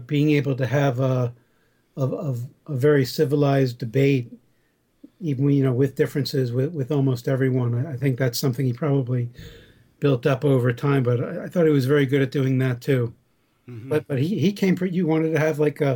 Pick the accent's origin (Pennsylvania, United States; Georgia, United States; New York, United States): New York, United States; Southern Dutchess County; born or raised there